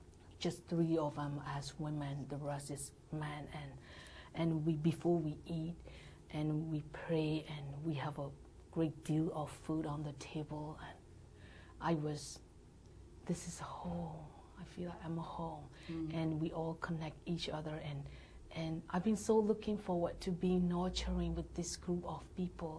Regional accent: Myanmar; born or raised there; English is a second language; moved away as an adult; now in United States

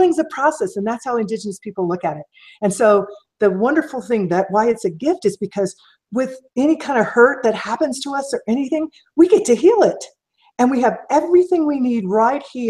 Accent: Kansas City, Missouri, United States; growing up in Missouri and Kansas City

